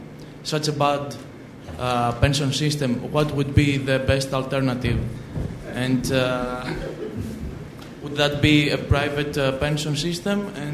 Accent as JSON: {"language": "English", "country": "Greece", "moved": "as an adult", "lives_now": "London, United Kingdom", "said": "I am from Greece and I'm a student in MSc in International Health Policy."}